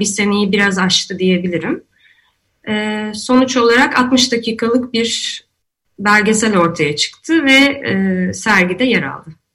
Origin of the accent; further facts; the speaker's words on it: İzmir, Turkey; now in Istanbul, Turkey; ben İzmirliyim ve Ege'deyken